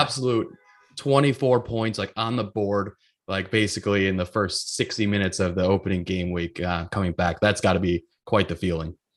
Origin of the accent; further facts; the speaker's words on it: Grafton, Wisconsin, United States; He's from my hometown